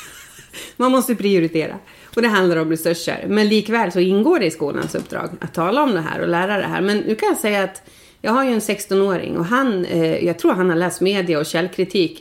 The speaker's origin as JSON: {"language": "Swedish", "area": "outside Stockholm", "region": "Stockholm County", "country": "Sweden", "tie": "born or raised there", "also_born_or_lived": "Leksand, Sweden", "moved": "as an adult", "lives_now": "Insjön, Sweden", "said": "jag är ju född och uppvuxen utanför Stockholm"}